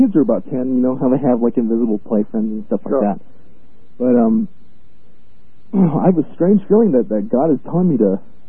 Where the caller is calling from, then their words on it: El Paso, Texas, United States; I'm calling from El Paso, Texas.